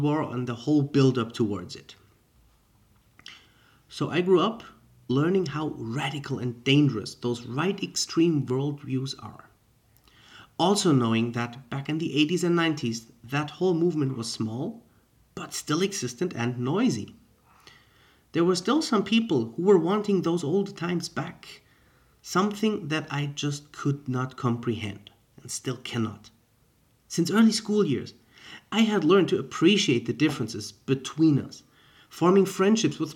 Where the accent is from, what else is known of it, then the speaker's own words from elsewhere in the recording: Germany; moved away; also born or lived in Mexico; I was born and raised in Germany